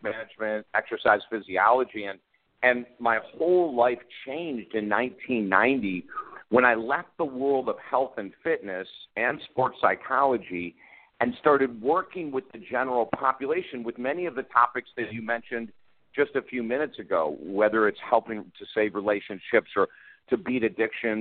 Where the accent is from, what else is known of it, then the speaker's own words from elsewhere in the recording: Syracuse, New York, United States; moved away as an adult; also born or lived in Utica, New York; now in Florida, United States; I grew up in upstate New York. I was born in Utica, this tiny little city in the middle of New York State. Moved to Syracuse in first grade and lived in Syracuse, went to Syracuse University